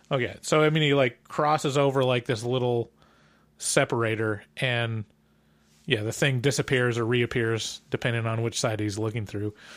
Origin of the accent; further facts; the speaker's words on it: United States; as an American